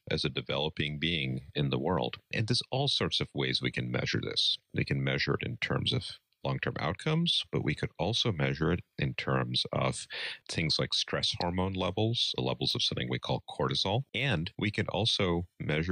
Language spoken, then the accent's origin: English; New York City, New York, United States; also born or lived in East Coast / Midwest; now in Madison, United States; I grew up out east in New York City